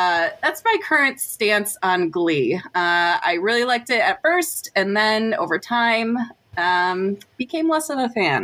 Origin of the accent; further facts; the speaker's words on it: Michigan, United States; we're from Michigan